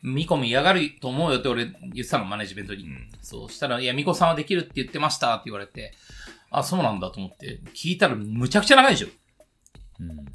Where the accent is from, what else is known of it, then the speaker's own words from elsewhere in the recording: Chiba, Japan; 俺千葉出身だけど